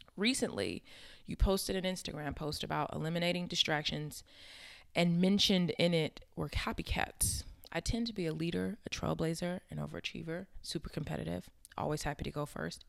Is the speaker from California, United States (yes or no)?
yes; Inglewood, California, United States; I grew up in Inglewood, California.